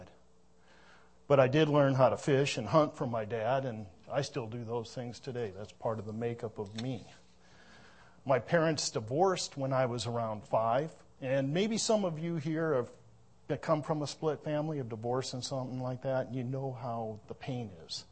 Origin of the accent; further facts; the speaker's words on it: Minnesota, United States; moved away; I was born in Minnesota.